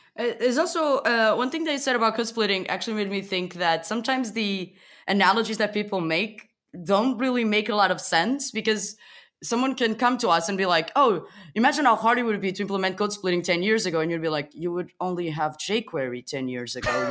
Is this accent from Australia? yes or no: no; Portugal; moved away as an adult; now in Berlin, Germany; I live in Berlin for the past six months. I come from Portugal.